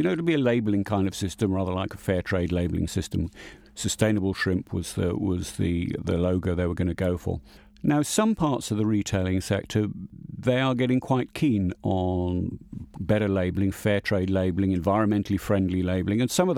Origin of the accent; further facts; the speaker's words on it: England, United Kingdom; I mean, I am an Englishman. I eat in an Indian restaurant in England every Saturday night, pretty much.